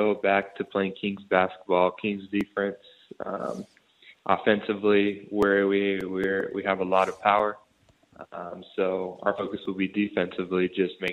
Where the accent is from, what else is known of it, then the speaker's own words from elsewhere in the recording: Brazil; now in Sydney, Australia; reminds me a lot of my home country, Brazil